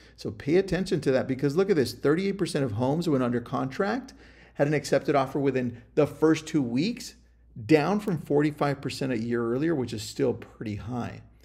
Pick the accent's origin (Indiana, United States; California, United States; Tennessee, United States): California, United States; also born or lived in Ventura County; I'm from California.